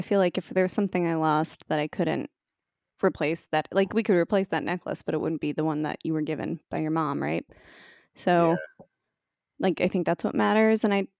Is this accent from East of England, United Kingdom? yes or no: no; Scotland, United Kingdom; I grew up in Scotland, and my blood is mostly Iron Brew